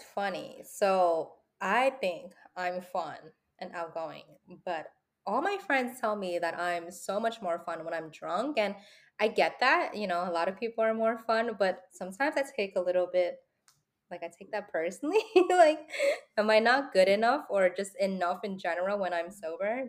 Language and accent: English; New York City, New York, United States; I was also born and raised in New York City